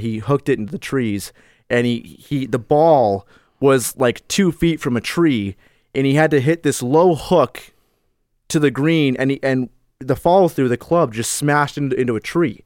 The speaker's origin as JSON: {"language": "English", "region": "Florida", "country": "United States", "tie": "born or raised there", "said": "I grew up in Florida"}